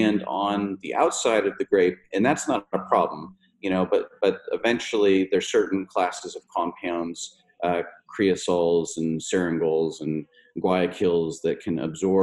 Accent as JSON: {"language": "English", "area": "Napa Valley", "region": "California", "country": "United States", "tie": "born or raised there", "said": "growing up in the Napa Valley in the 70s and the 80s"}